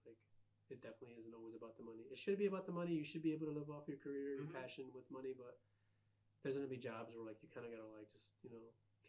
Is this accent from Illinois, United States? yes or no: yes; Aurora, Illinois, United States; I'm from Aurora. Like, why does it matter east or west? Like, we're all from the same town.